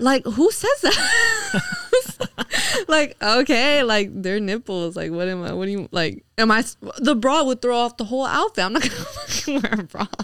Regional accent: New York, United States; moved away; growing up in New York

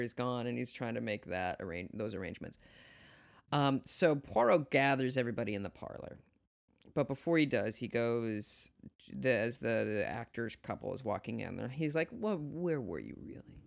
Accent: South Dakota, United States; I'm from South Dakota

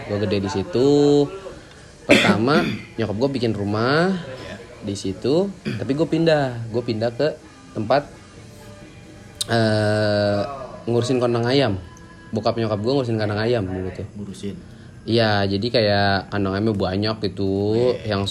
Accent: Jakarta, Indonesia; born there; gue lahir di Jakarta hmm. Jagakarsa hmm. gue lahir di Jagakarsa di Puskesmas Cegakarsa itu.

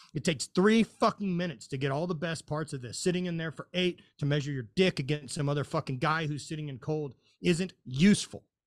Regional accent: Louisiana, United States; I'm from Louisiana

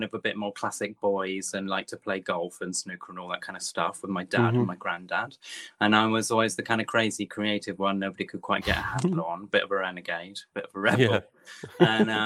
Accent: Topsham, South West England, United Kingdom; now in London, United Kingdom; I've been in London 25 years, but I'm originally from Devon.

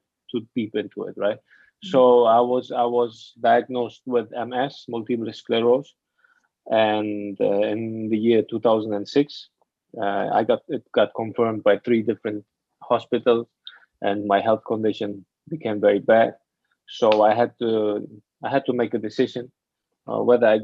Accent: Afghanistan; also born or lived in Germany / Hamburg, Germany; now in Bali, Indonesia; I grew up in Afghanistan and then I moved to Germany.

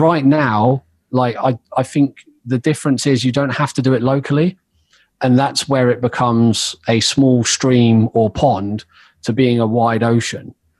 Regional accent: Oxford, South East England, United Kingdom; I grew up in Oxford, and that was where I started making music

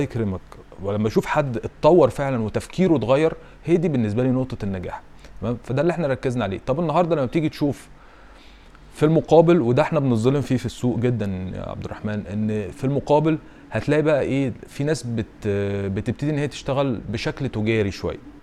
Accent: Egypt; احنا كمصريين

